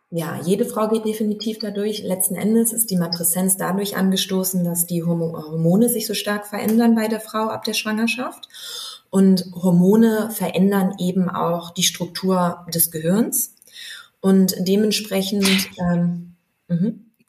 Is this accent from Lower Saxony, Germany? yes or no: yes; Wolfsburg, Lower Saxony, Germany; moved away as an adult; now in Berlin, Germany; bin gebürtige Wolfsburgerin